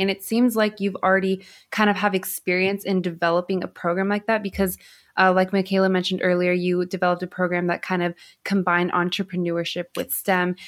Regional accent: Southern California, United States; I grew up in Southern California

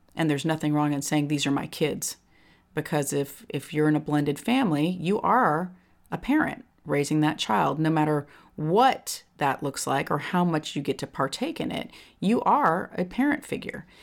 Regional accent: California, United States; moved away as an adult; When I grew up in California, I was in the same, I went th, all through grammar school, high school, with all the same kids

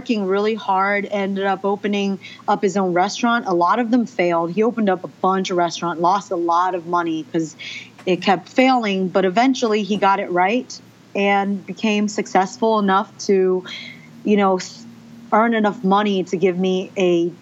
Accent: United States; first language Mandarin Chinese; English is a second language; I was born in the United States

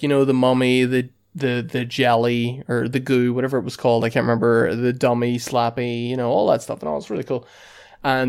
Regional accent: Ireland; being Irish lads

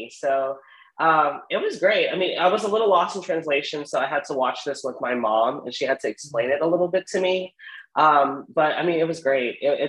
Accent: United States; also born or lived in Columbus, Ohio; So as an American, well, a Filipino American

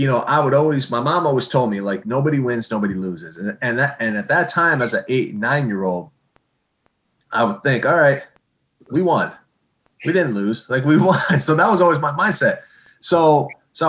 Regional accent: Okemos, Michigan, United States; Okemos as a good example where I grew up, my hometown

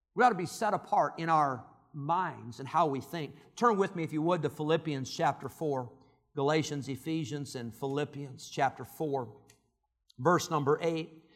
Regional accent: Santa Clara, California, United States; I was born in Santa Clara, California

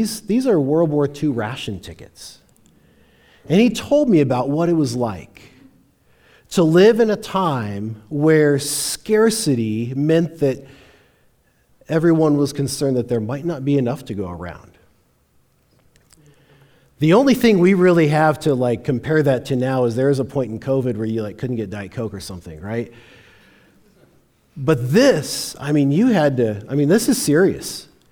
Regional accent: Longmont, Colorado, United States; I grew up in Longmont.

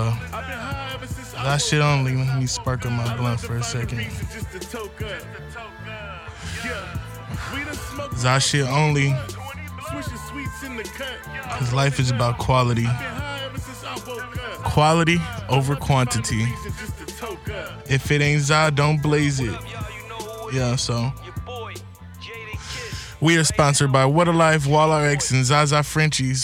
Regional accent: Santa Maria, California, United States; I'm born and raised in California. A place called Santa Maria, California

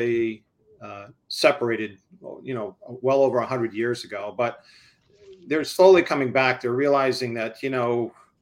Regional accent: Dover, New Hampshire, United States; also born or lived in Washington, D.C.; I had the opportunity to move back to my hometown

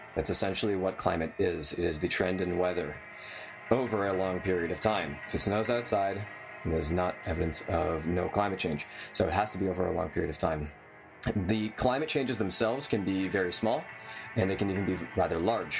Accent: San Diego, California, United States; I grew up in San Diego

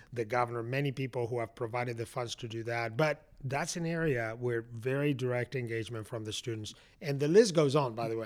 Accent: Madrid, Community of Madrid, Spain; moved away as an adult; now in Atlanta, United States; I grew up in Spain. I went to college in Spain

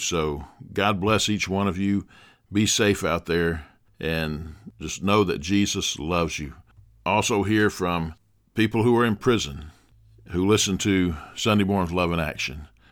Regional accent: Dothan, Alabama, United States; my hometown here in Dothan, Alabama

